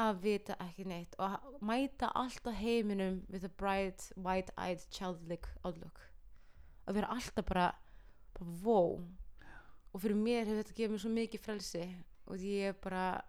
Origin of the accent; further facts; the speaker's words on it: Iceland; ég var bara krakkar frá Íslandi